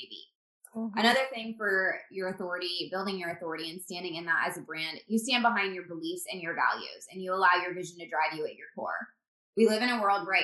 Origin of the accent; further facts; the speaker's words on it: Indiana, United States; moved away as an adult; also born or lived in Phoenix, Arizona; We're from Indiana